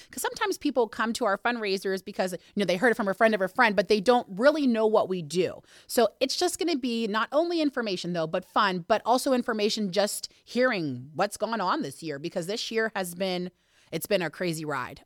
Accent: Hermitage, Pennsylvania, United States; also born or lived in Pittsburgh, Pennsylvania; I've been here since I was eight, so I guess I'm from here

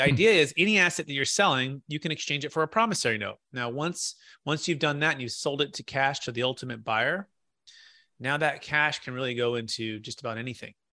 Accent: Bay Area, Silicon Valley, California, United States; also born or lived in Sacramento, California; Growing up in the Bay Area

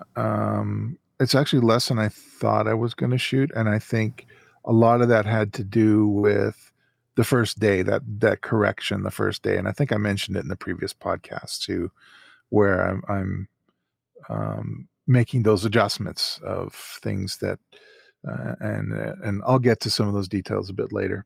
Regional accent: Calgary, Alberta, Canada; in my hometown here.

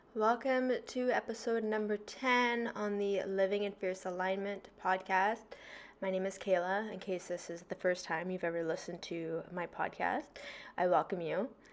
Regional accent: Victoria, British Columbia, Canada; moved away as an adult; now in Toronto, Canada; I'm from BC, I'm from Victoria

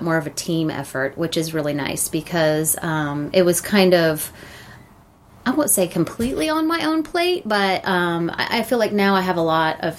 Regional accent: Gwinnett County, Georgia, United States; also born or lived in Athens, Georgia; So I was born and raised in Gwinnett County

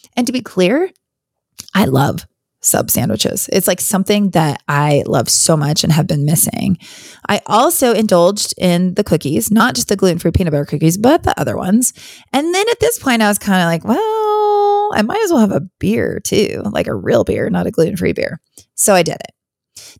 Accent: Wyoming, United States; moved away as an adult; also born or lived in Virginia; now in North Carolina, United States; I grew up in Wyoming. I actually, uh, grew up all the way through, I was born and graduated high school in Wyoming

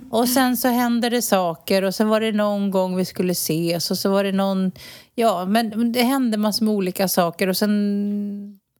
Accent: Sweden; moved away as an adult; now in Spain; jag är svensk medborgare fortsatt. Jag har min familj kvar.

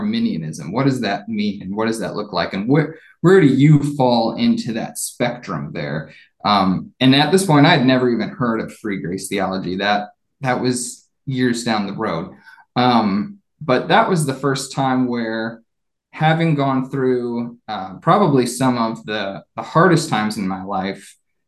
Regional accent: Columbus, Ohio, United States; moved away as an adult; also born or lived in Nashville; I grew up in Ohio near Columbus.

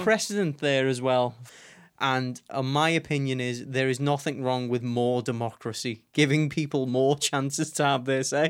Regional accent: Liverpool, North West England, United Kingdom; I was born and raised here in Liverpool

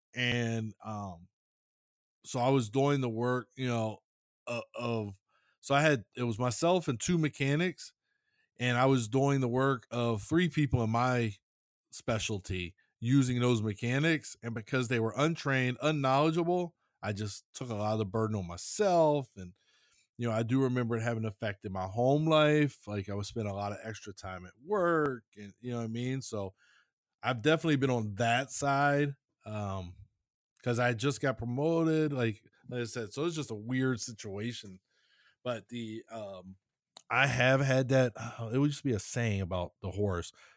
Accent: Maryland, United States; I'm from Maryland.

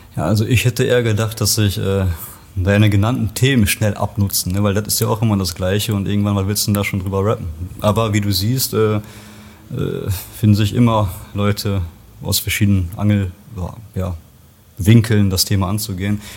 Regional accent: Bocholt, North Rhine-Westphalia, Germany; also born or lived in Poland / Bochum; wir sind dann mit eins rüber äh, nach Nordrhein-Westfalen, Bocholt, Westmünsterland, da bin ich dann aufgewachsen

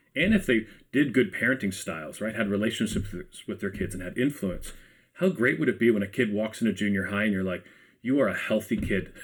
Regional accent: Ajax, Ontario, Canada; I'm from Ajax myself

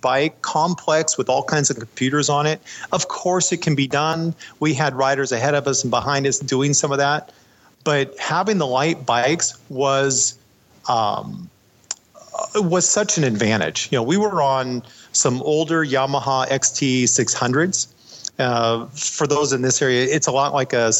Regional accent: United States; as soon as they found out I was American

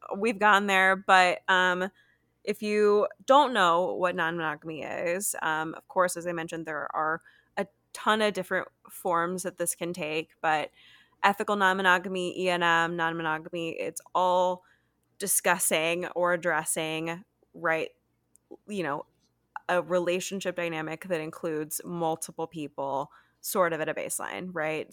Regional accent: United States; I'm from America

